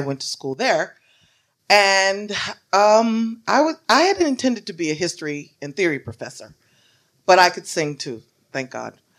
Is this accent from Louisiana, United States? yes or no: yes; Shreveport, Louisiana, United States; moved away as an adult; also born or lived in Indiana; now in New York, United States; I am from Louisiana, Shreveport, Louisiana.